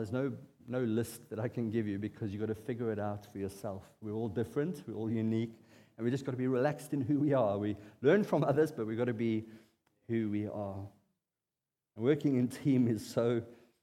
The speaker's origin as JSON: {"language": "English", "country": "South Africa", "said": "as a South African bloke"}